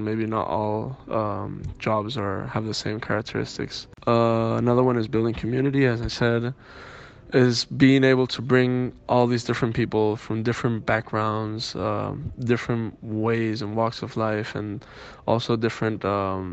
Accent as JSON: {"language": "English", "region": "Andalusia", "country": "Spain", "tie": "born or raised there", "also_born_or_lived": "Miami, Florida, United States", "said": "I was born in Miami, Florida, US, and I was raised in Andalusia, south of Spain, in Cádiz and Granada and Sevilla"}